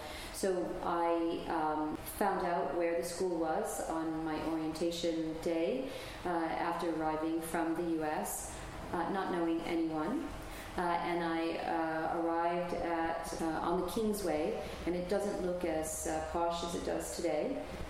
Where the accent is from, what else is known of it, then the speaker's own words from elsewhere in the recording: United States; now in London, United Kingdom; as an American coming to London